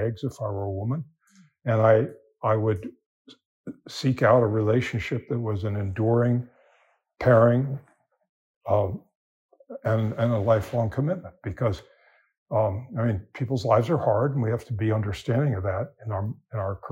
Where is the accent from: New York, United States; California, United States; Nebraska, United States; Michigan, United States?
California, United States; I'm from California